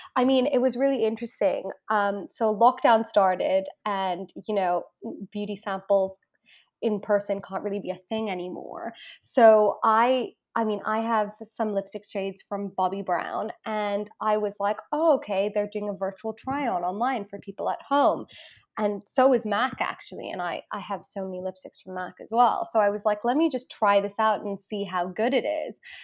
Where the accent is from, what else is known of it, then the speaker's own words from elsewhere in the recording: Hong Kong; moved away as an adult; now in United Kingdom; I am Indian ethnically, um, and I did grow up in Hong Kong for my whole life